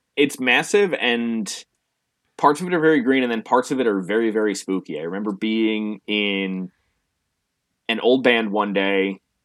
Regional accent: New Jersey, United States; growing up in New Jersey

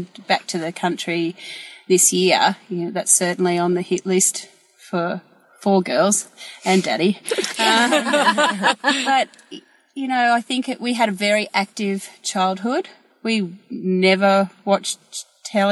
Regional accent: Queensland, Australia; born and raised in Queensland, and my family had cattle and horses and lucerne

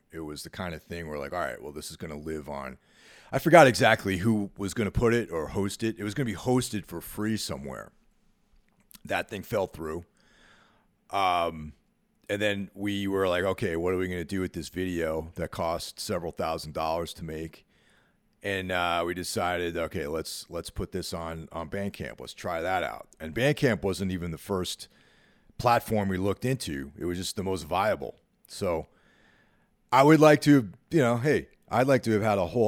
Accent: Northeast, United States; growing up in the Northeast, you know, in the tri-state area, snow is like just, you know, that's part of the deal up here.

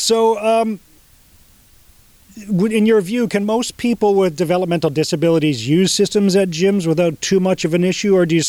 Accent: Edmonton, Alberta, Canada; moved away; Yeah, I grew up in Edmonton

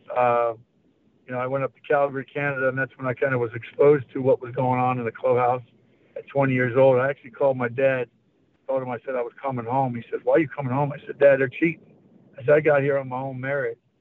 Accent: Syracuse, New York, United States; I loved where I grew up in Syracuse, New York

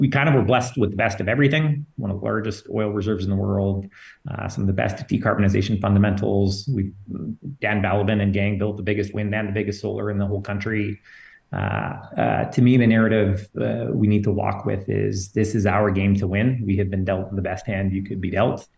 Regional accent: Fort McMurray, Alberta, Canada; I grew up in Fort McMurray

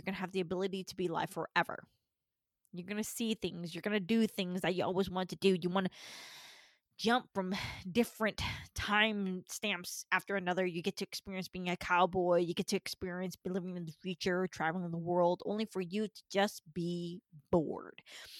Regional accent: Georgia, United States; born there; also born or lived in California; the first time that I got out of Georgia, I was born in Georgia, only to be in California.

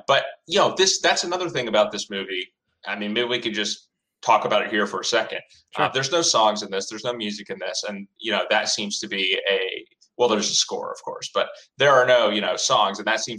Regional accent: the South, United States; Look, I'm from the South.

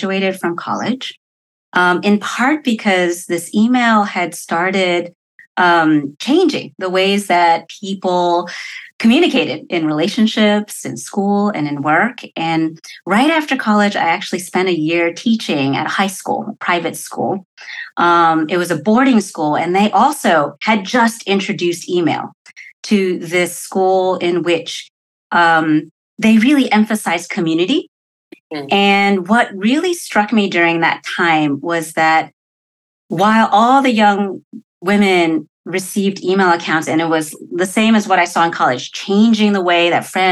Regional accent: New Jersey, United States; moved away as an adult; also born or lived in Connecticut; now in West Coast, United States; I grew up in New Jersey, went to school in Connecticut

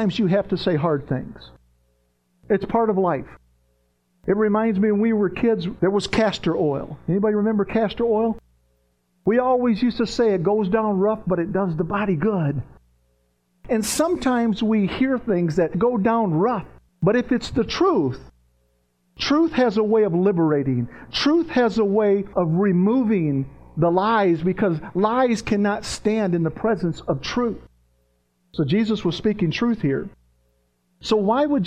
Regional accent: Virginia, United States; also born or lived in Tennessee; I grew up in the South when I was a kid. I was in Virginia. I was running the mountains of Virginia and West Virginia and Tennessee

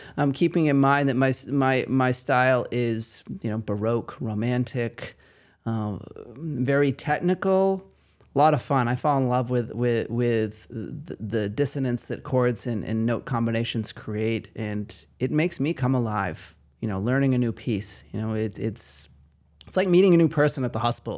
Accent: Maine, United States; accent: Maine

